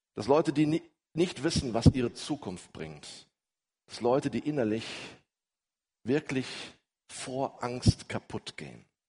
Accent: Ruhr area, North Rhine-Westphalia, Germany; wie man so bei uns im Ruhrgebiet sagt

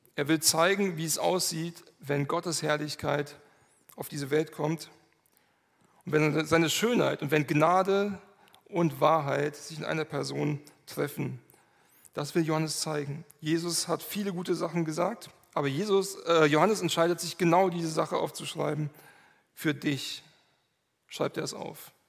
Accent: Manderbach, Hesse, Germany; ich komme aus Manderbach

